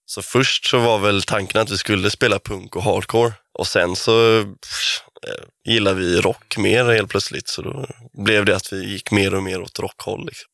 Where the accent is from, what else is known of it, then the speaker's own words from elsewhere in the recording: Kungsbacka, Halland County, Sweden; både jag och Kiffe är från Kungsbacka. Jag är från Anneberg, lite mer bonigare Kungsbacka